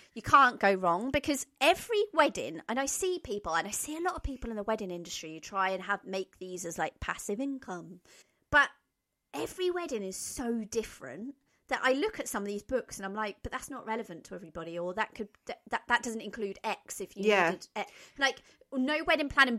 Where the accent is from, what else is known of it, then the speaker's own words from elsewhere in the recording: Norfolk, East of England, United Kingdom; I'm from Norfolk